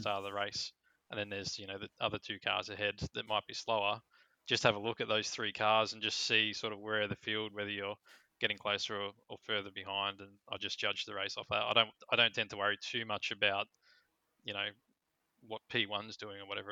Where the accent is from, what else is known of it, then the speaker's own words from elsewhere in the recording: Australia; I'm too Australian